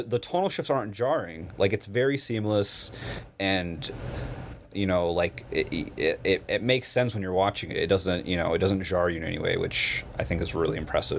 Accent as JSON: {"language": "English", "country": "United States", "said": "as an American"}